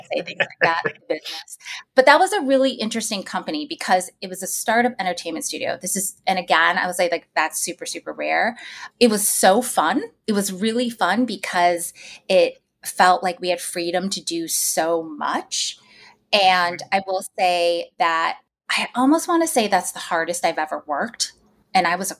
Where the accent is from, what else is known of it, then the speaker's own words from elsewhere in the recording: New York, United States; as a New Yorker